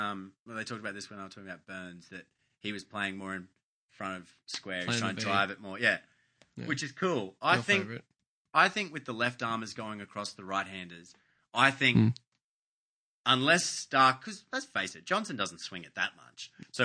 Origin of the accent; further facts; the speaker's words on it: Queensland, Australia; As a Queenslander